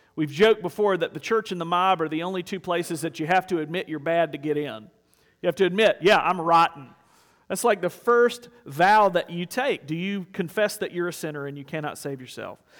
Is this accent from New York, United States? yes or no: no; South Carolina, United States; I grew up in South Carolina, I get it honest